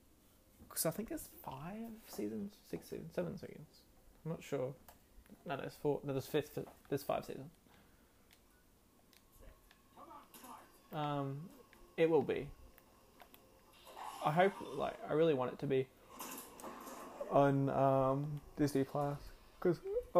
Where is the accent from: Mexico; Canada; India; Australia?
Australia; I'm an Australian